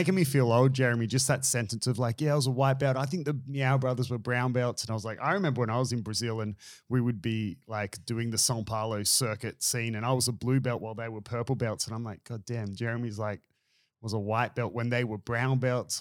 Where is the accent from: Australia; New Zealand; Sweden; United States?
Australia; Byron Bay, New South Wales; I'm from Byron